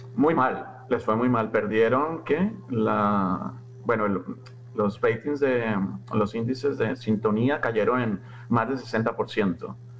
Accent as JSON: {"language": "Spanish", "country": "Colombia", "said": "en Colombia hablamos el mejor español"}